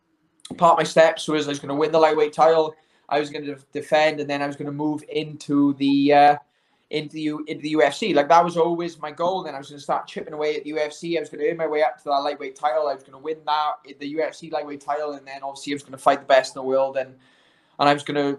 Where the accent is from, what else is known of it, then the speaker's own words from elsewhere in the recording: United Kingdom; I'm a Brit